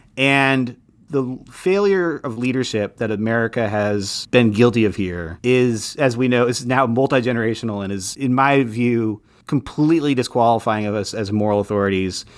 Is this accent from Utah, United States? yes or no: yes; Utah, United States; moved away; I grew up in Utah, and I miss the Southwest every day still